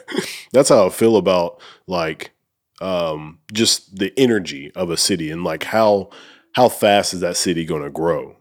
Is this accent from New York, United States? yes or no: no; Oneonta, Alabama, United States; I'm actually from, like, northern Alabama